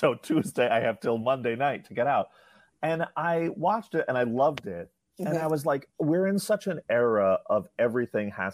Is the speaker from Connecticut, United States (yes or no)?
no; New York City, New York, United States; I grew up in New York City